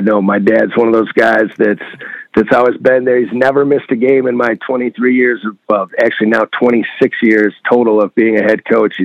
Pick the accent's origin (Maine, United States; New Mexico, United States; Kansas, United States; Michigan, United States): Michigan, United States; I'm from Michigan